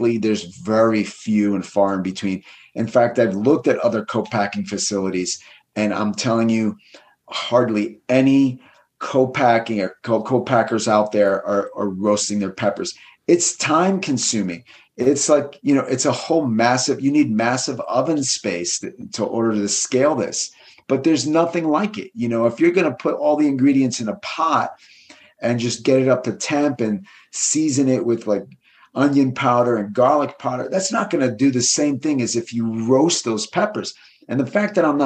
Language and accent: English; East Coast, United States; moved away as an adult; also born or lived in New York City, United States / Los Angeles, United States; now in Southern Oregon, United States; I'm originally from the East Coast